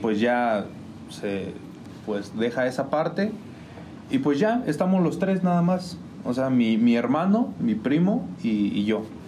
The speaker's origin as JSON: {"language": "Spanish", "town": "San Juan del Río", "region": "Querétaro", "country": "Mexico", "tie": "born or raised there", "said": "yo soy originario de San Sebastián de las Barrancas Norte."}